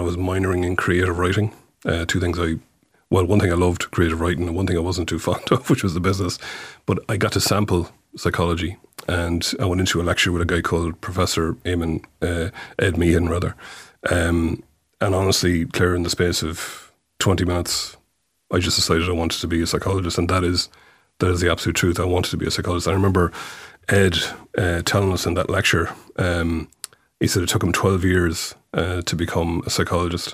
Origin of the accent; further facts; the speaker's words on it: Mayo, Connacht, Ireland; moved away as an adult; also born or lived in London / New York; I grew up in Mayo